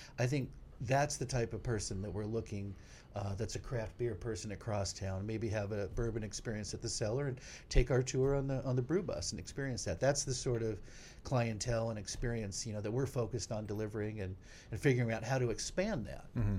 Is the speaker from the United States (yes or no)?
yes; California, United States; We're from California.